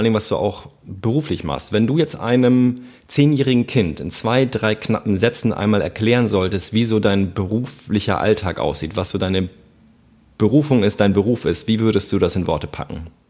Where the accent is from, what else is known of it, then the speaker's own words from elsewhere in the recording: Hamburg, Germany; ich komme ja aus Hamburg